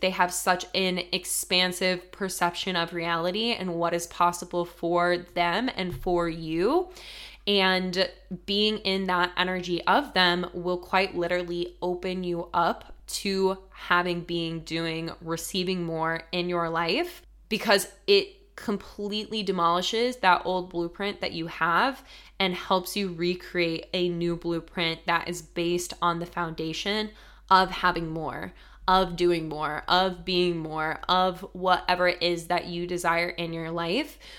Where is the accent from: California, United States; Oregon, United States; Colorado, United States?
Colorado, United States; moved away as an adult; also born or lived in Denver, Colorado; now in New York City, United States; super small town to living in Denver, Colorado